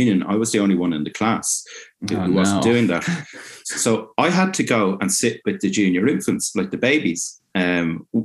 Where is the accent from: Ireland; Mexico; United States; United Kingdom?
Ireland; growing up in Ireland